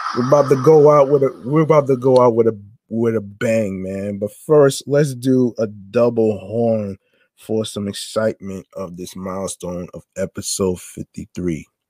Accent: near Short Hills Mall, New Jersey, United States; I grew up near Short Hills Mall

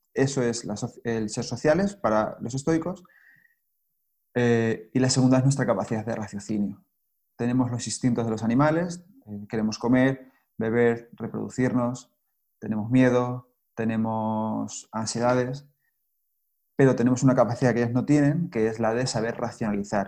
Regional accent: Spain; also born or lived in Australia / Cáceres, Extremadura; Yo soy español y vivo aquí ahora

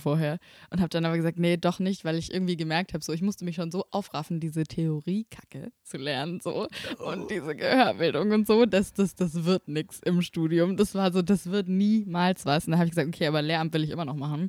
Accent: Böblingen, Baden-Württemberg, Germany; Ich komme aus Böblingen

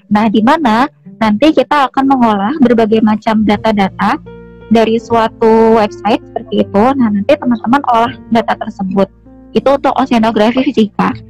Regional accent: Cirebon, West Java, Indonesia; Unpad itu menjadi pilihan pertama karena saya berasal dari Cirebon kak.

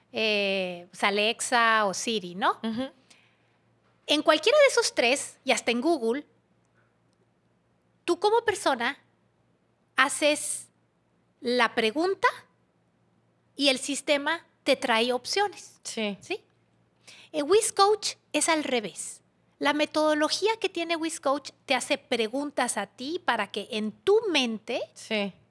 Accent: Mexico; Soy una mujer mexicana, católica, empresaria, eh, tiktokera

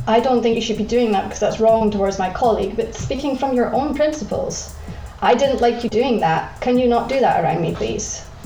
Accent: Scotland, United Kingdom; I'm from Scotland

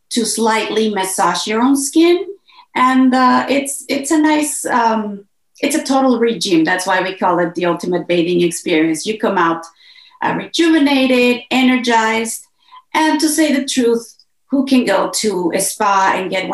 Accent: Mexico; moved away; I am originally from Mexico

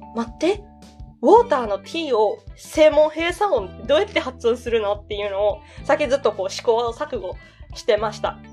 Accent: Osaka dialect, Japan; accent: Osaka-ben; 私大阪弁話者なので

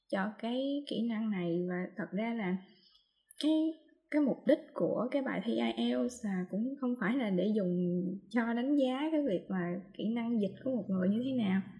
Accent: Mekong Delta, Vietnam; accent: Mekong Delta (miền Tây); mình đang nói giọng miền tây giọng mình là giọng rất là miền tây luôn

